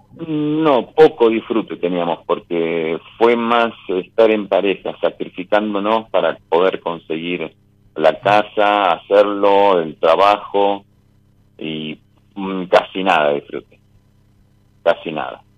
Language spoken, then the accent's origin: Spanish; La Rioja, Argentina; De La Rioja.